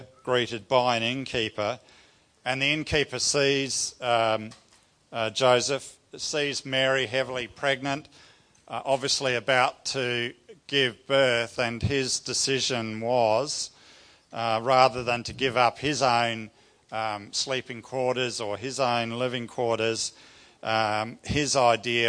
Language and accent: English; New Zealand; I grew up in New Zealand with my family.